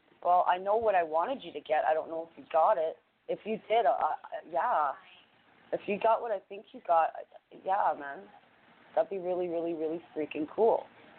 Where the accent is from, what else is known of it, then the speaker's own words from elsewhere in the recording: Canada; I'm a Canadian after all.